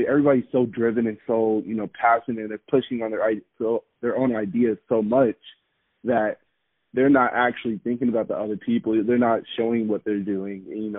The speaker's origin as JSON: {"language": "English", "country": "Japan", "tie": "born or raised there", "also_born_or_lived": "South Korea / Okinawa, Japan", "said": "So I grew up in Japan and Korea, for most of my, you know, growth stages, I would say, from 8 years old to 17. And I guess just growing up overseas really showed me what community really is."}